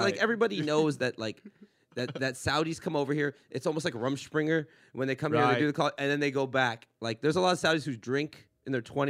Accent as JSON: {"language": "English", "town": "Los Angeles", "region": "California", "country": "United States", "said": "because I'm from LA, and I've been a Rams fan my entire"}